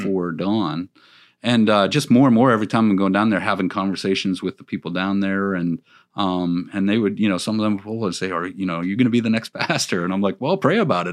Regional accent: Pennsylvania, United States; also born or lived in Florida; now in Virginia, United States; I was from Pennsylvania

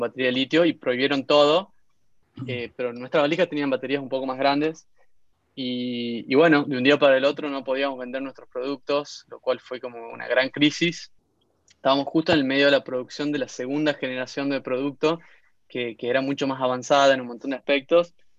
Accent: Concepción, Tucumán, Argentina; moved away as an adult; also born or lived in Barcelona; now in San Francisco, United States; En realidad nací en San Miguel de Tucumán, pero me crié en Concepción

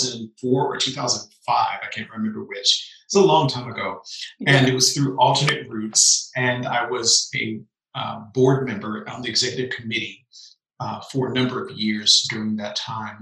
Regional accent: Memphis, Tennessee, United States; I was born in Memphis, Tennessee

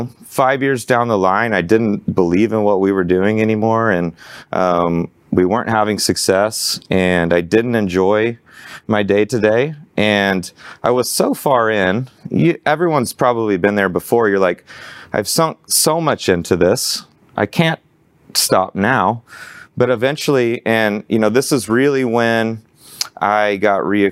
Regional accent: Arlington, Texas, United States; growing up in Arlington, I worked out at a Gold's Gym and this hole in the wall Metroflex

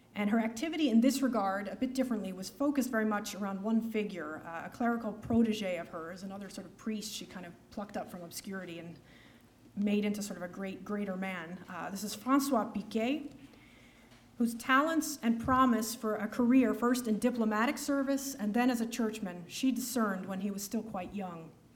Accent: United States; as an American

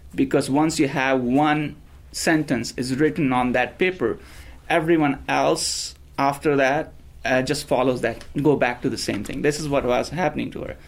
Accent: India; moved away as an adult; now in United States; I was ra- born and raised in India in a small town, and I came here uh, 16 years ago.

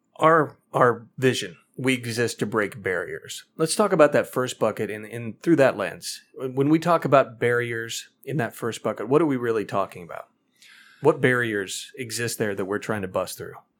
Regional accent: Missouri, United States; my home state of Missouri

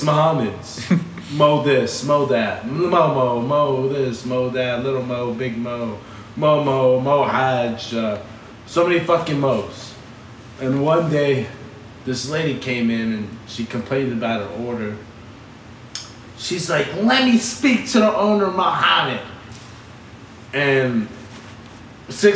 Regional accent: Austin, Texas, United States; I was born here. I have a lot of family in Austin.

